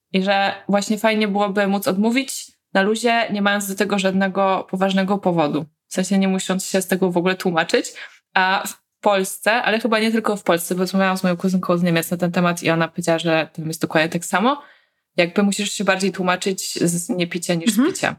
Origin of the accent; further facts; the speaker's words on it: Poland; dorastałyśmy w tym kraju